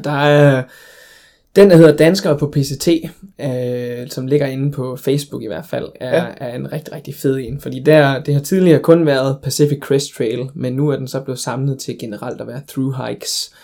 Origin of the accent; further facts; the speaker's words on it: Denmark; jeg kommer fra Danmark